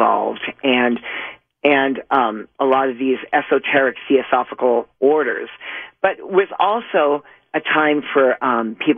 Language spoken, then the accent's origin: English; Boston, Massachusetts, United States; also born or lived in Whittier; I was actually born in Whittier, but I was raised in Boston